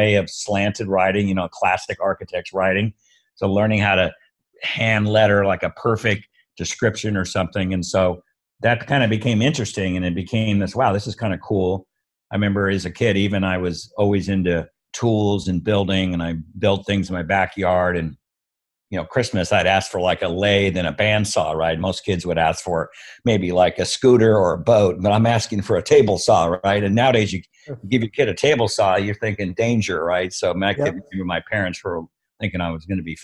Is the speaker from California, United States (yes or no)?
yes; Los Angeles, California, United States; born and raised in Southern California, went to high school here and grew up in the San Fernando Valley, which is a bedroom community in Los Angeles